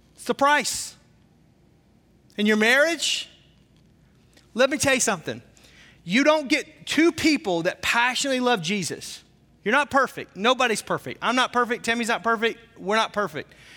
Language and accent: English; the South, United States; I'm from the South, so the way I say naked is really funny